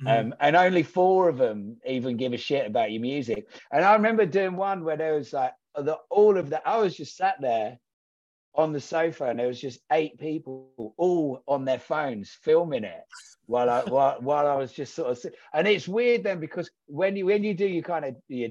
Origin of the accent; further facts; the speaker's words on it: Braintree, East of England, United Kingdom; we grew up in Braintree, where there was fuck all going on